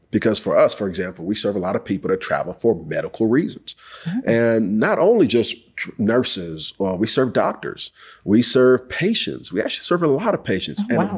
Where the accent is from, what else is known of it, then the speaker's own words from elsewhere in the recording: Houston, Texas, United States; I'm from Houston, H Town, H Town for my folks